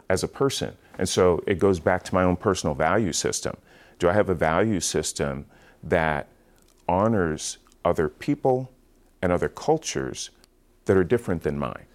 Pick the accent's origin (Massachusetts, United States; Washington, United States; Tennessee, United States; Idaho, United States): Washington, United States; Seattle; also born or lived in Portland; I grew up in Seattle, Washington, born and raised there